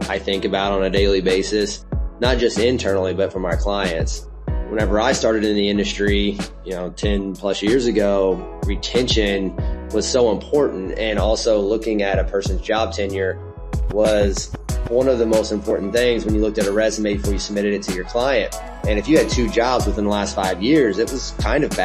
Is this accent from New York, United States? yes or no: no; Southern Indiana, United States; now in Indianapolis, United States; I'm a Indiana native. I grew up in Southern Indiana, super small town, close to Evansville